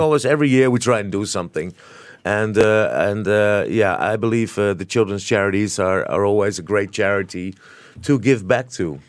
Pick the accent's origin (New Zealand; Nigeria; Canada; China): New Zealand; now in Singapore; I grew up in New Zealand myself